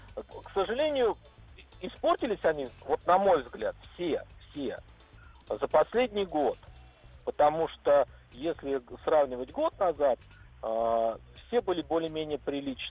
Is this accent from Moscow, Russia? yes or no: yes; Moscow, Russia; moved away as an adult; now in Moscow Oblast, Russia; я из Москвы, но сейчас живу в, в Подмосковье